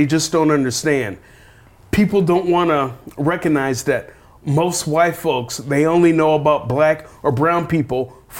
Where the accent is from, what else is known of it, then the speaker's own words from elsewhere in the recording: Oakland, California, United States; I grew up in East Oakland.